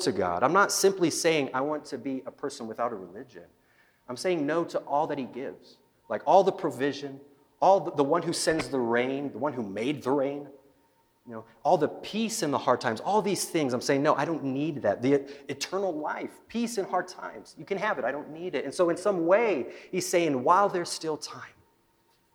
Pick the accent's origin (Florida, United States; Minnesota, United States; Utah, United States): Utah, United States; Salt Lake City; now in Nampa, United States; I'm originally from Utah, the Salt Lake area